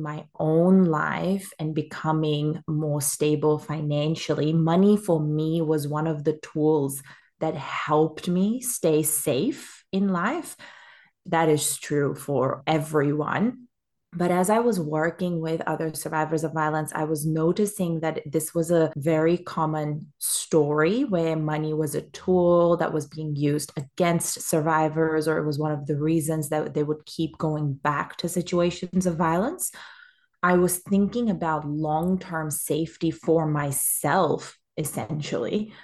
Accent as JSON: {"language": "English", "country": "Pakistan", "moved": "as an adult", "lives_now": "Australia", "said": "I am a Pakistani woman and I came to Australia almost ten years ago now for university."}